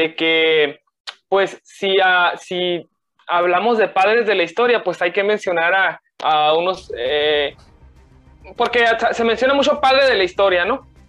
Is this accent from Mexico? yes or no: yes; Mexico; nosotros como, como, como, eh, como jóvenes eh, y como mexicanos